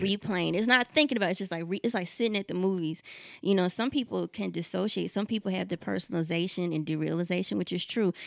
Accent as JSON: {"language": "English", "region": "the South", "country": "United States", "said": "we're from the South"}